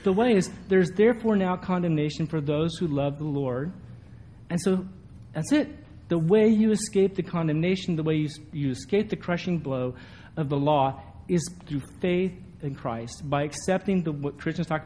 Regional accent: a little town in Northern California, United States; moved away; this little town that I grew up

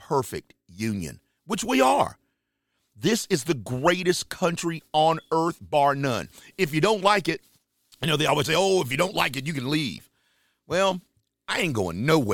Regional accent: Charlotte, North Carolina, United States; my hometown area, Charlotte, North Carolina.

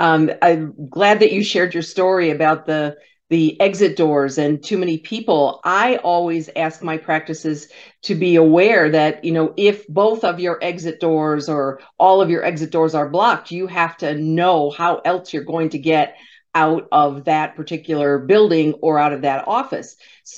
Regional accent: Michigan, United States; my home state of Michigan

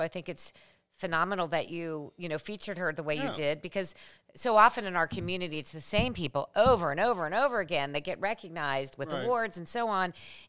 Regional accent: Cincinnati, Ohio, United States; I grew up in Finneytown

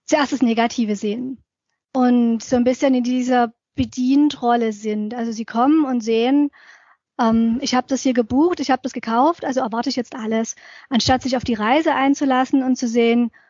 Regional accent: Dresden, Saxony, Germany; Ich bin ja aufgewachsen in Dresden und da sind wir oft als Jugendliche in diese nahegelegene sächsische Schweiz abgehauen, übers Wochenende

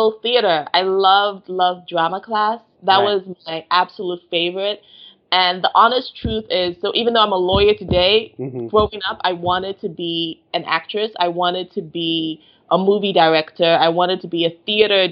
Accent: Nigeria; moved away as an adult; also born or lived in Dar es Salaam, Tanzania / United Kingdom; now in Washington, D.C., United States; I was in Nigeria from birth until 10

